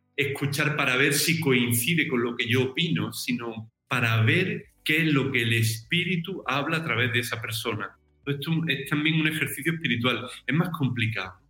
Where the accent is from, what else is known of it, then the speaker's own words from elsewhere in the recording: Algodonales, Andalusia, Spain; moved away as an adult; also born or lived in Jerez de la Frontera / Seville / San Fernando / Madrid; now in Rome, Italy; yo soy natural de un pueblo del sur de España, de Algodonales, en Cádiz